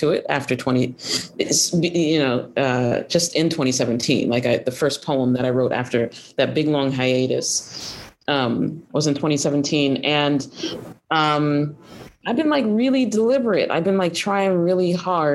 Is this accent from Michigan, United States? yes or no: no; Columbus, Ohio, United States; I was raised in Columbus, Ohio.